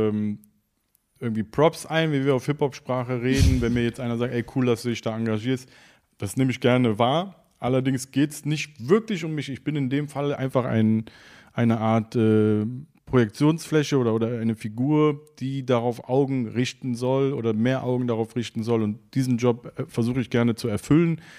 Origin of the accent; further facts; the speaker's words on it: Cologne, North Rhine-Westphalia, Germany; Gänsehaut als Mensch mit Migrationsgeschichte, der hier aufgewachsen ist, sich dann auch in dem Moment komplett als Kölner äh, zu fühlen und auch äh, ja, ein Teil davon zu sein.